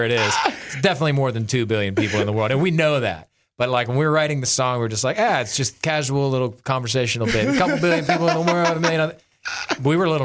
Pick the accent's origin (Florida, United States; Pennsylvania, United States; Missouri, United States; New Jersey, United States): Pennsylvania, United States; I grew up in Pennsylvania, big Steelers fan